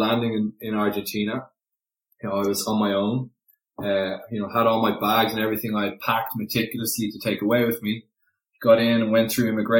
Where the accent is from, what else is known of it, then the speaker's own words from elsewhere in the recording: Dublin, Leinster, Ireland; moved away; I grew up in Dublin, pretty standard, you know, in the south of Dublin, in the suburbs